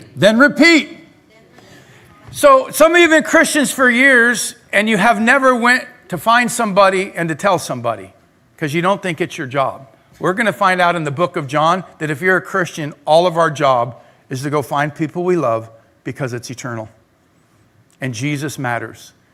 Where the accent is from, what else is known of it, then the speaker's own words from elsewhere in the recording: Claremont, California, United States; also born or lived in La Verne / Pomona; when I was really little, I grew up in Claremont. Then I moved to Laverne in my junior high, high school years. And then I lived in Pomona for a number of years all over the place